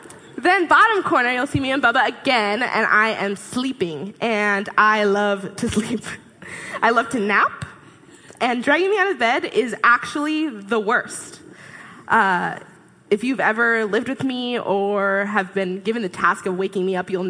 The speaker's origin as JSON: {"language": "English", "town": "Sammamish", "region": "Washington", "country": "United States", "tie": "born or raised there", "also_born_or_lived": "West Seattle", "said": "I was born in West Seattle, but we moved pretty early on, and the rest of these hooligans were raised in Sammamish, Washington. That's where we grew up. Went to Skyline High School."}